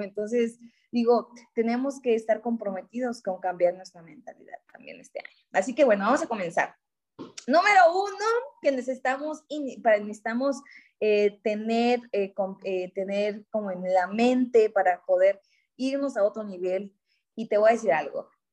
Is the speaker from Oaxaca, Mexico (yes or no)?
yes; Oaxaca, Mexico; soy de Oaxaca, orgullosamente oaxaqueña